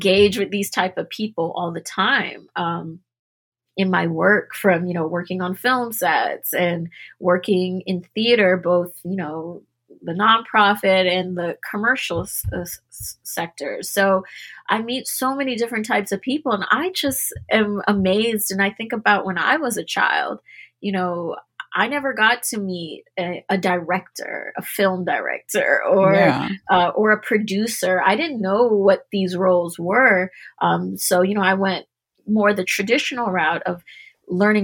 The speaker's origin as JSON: {"language": "English", "town": "Washington", "region": "District of Columbia", "country": "United States", "said": "I'm from Washington, D.C. originally"}